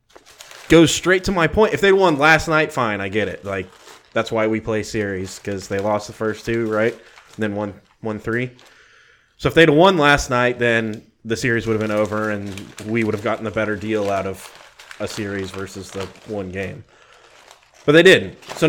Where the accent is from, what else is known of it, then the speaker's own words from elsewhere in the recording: Texas, United States; I'm from Texas